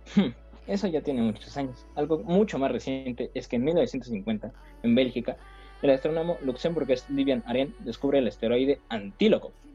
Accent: Mexico; Como todo mexicano

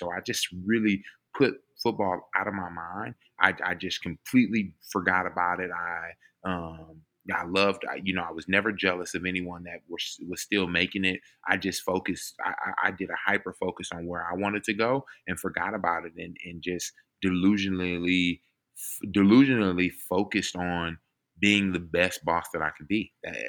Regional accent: Missouri City, Texas, United States; So I grew up in Missouri City, Texas. I am 7 of 9.

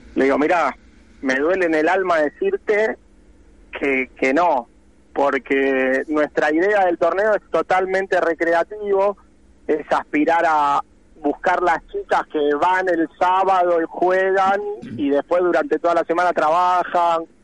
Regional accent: Buenos Aires, Argentina; yo soy de Capital

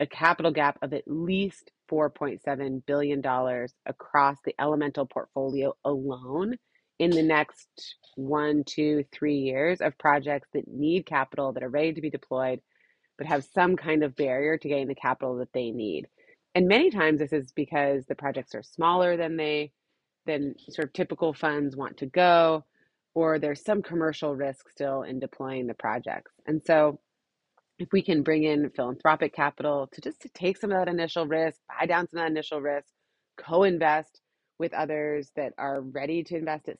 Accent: Hawaii, United States; I'm from Hawaii

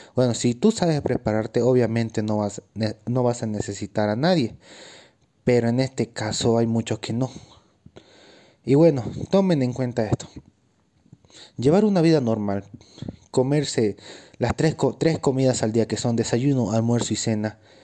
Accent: Bolivia; also born or lived in Cochabamba, Bolivia; yo soy un atleta boliviano. vivo en Bolivia, pero en el departamento de Cochabamba.

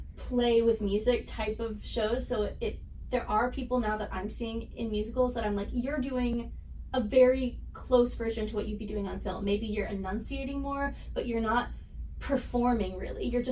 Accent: Texas, United States; moved away; also born or lived in New York City / Los Angeles; I'm from Texas and not from the East Coast

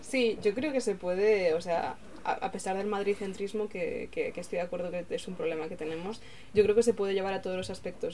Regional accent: Galicia, Spain; como persona gallega

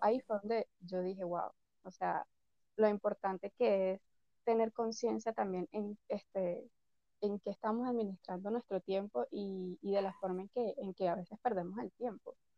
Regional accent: Venezuela; moved away; desde que me, me fui de Venezuela. Imagínate, vivido en dos países, este, me he mudado mil veces

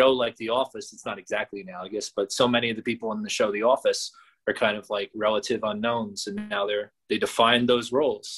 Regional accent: Teaneck, New Jersey, United States; It was right here in Teaneck, which is my hometown

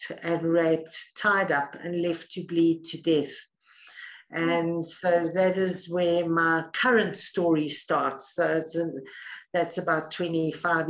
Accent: South Africa; also born or lived in Middle East; So I'm South African, born and bred in South Africa, lived here most of my life.

